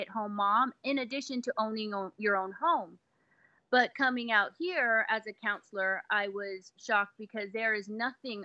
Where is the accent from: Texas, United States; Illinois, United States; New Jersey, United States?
Texas, United States; El Paso; moved away as an adult; now in Atlanta, United States; I'm actually from Texas